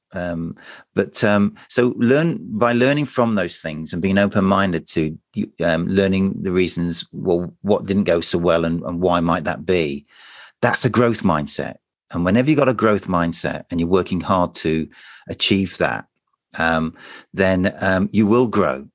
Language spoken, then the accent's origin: English; United Kingdom; we're British